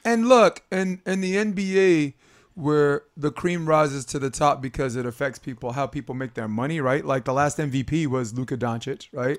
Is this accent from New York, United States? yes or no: yes; Brooklyn, New York, United States; I grew up in Brooklyn